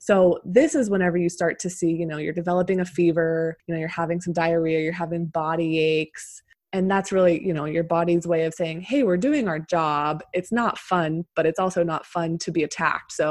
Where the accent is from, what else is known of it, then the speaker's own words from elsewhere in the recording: Pennsylvania, United States; moved away as an adult; also born or lived in Arizona; I'm originally from Pennsylvania, and then I ended up moving to Arizona for med school after undergrad.